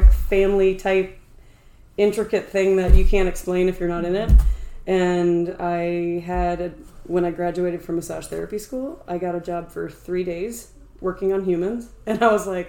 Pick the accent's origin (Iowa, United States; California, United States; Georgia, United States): Iowa, United States; Sioux City; moved away; I'm from Sioux City